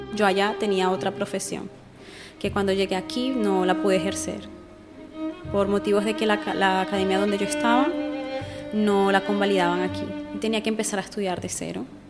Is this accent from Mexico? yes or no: no; Venezuela; moved away as an adult; now in Spain; yo soy venezolana